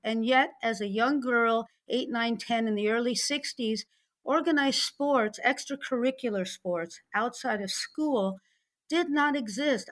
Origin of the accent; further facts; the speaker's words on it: St. Louis, Missouri, United States; now in South Florida, United States; I grew up in Saint Louis, Missouri in the sixties